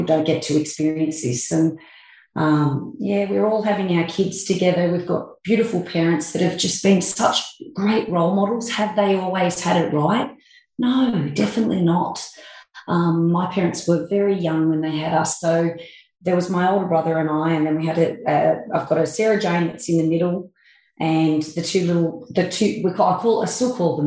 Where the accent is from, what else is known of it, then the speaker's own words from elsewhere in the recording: Forbes, New South Wales, Australia; I grew up in Forbes